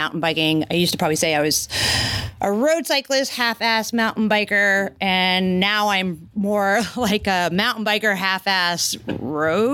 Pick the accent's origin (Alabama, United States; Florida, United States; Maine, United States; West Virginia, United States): Maine, United States; moved away; we're both Yankees, so we're from New England. I'm from Maine originally